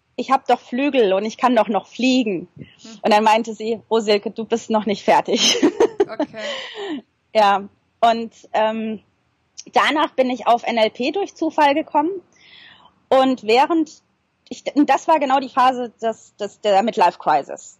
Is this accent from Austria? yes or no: no; Germany; moved away as an adult; now in New Zealand; bei uns in Deutschland